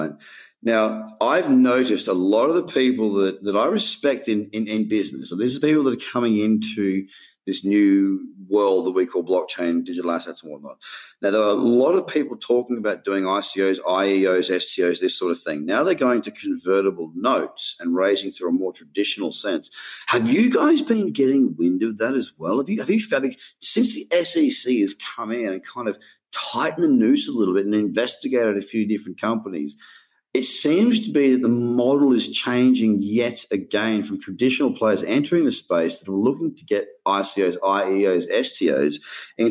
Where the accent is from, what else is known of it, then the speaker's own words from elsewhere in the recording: Australia; As being an Australian, we abbreviate, and we've got our own language